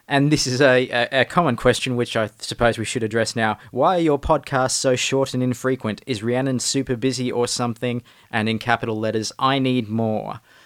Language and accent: English; northern New South Wales, Australia; now in Melbourne, Australia; I'm from the northern New South Wales part of Australia. but now live in Melbourne